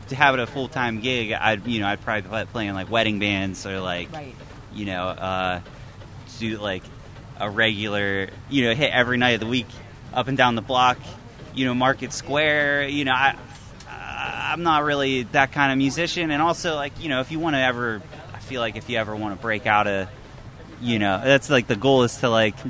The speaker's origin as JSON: {"language": "English", "town": "Ellwood City", "region": "Pennsylvania", "country": "United States", "said": "Yeah, when I'd leave town, and if I met anybody, I'd tell them that I'm from Pittsburgh, you know."}